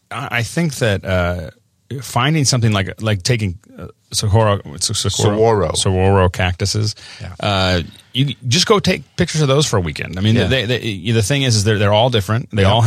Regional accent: Tucson, Arizona, United States; born there; I was born in Tucson, Arizona.

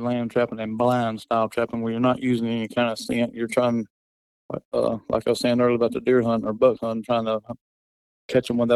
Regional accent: Alabama, United States; I'm born and raised in Alabama

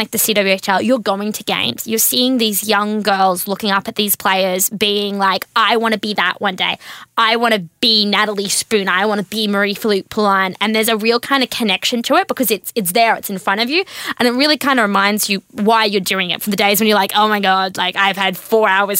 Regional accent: Australia; moved away as an adult; also born or lived in Washington; I grew up in the country. Like, my hometown has like 10 statues of cows

